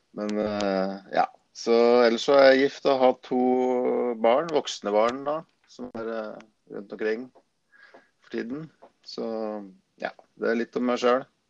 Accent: Gjøvik, Innlandet, Norway; moved away as an adult; also born or lived in Østerdalen; now in Lillehammer, Norway; Jeg er jo født og oppvokst på Gjøvik

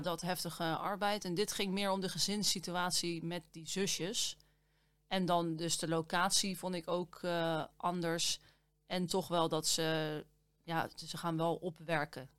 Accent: Netherlands

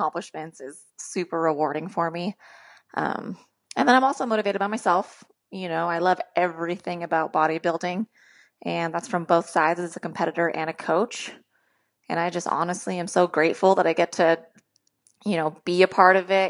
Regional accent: Sacramento, California, United States; I am from Sacramento, California

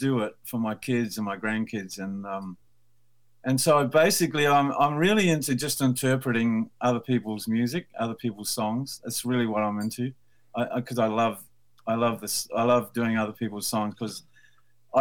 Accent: Blenheim, Marlborough, New Zealand; moved away as an adult; also born or lived in Wellington, New Zealand; now in Sydney, Australia; I'm from New Zealand, so although I live in Sydney

